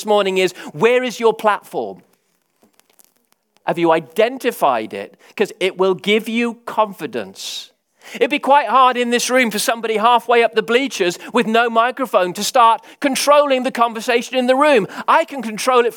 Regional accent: England, United Kingdom; I'm English.

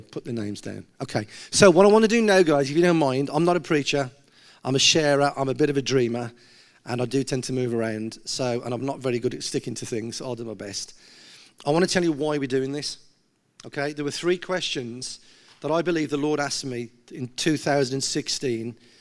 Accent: Gornal, West Midlands, United Kingdom; I'm from Gaunal

